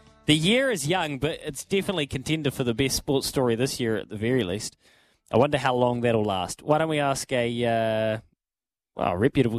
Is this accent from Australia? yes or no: yes; Australia; as Australian cricketer, like, inherently we try to pick holes in him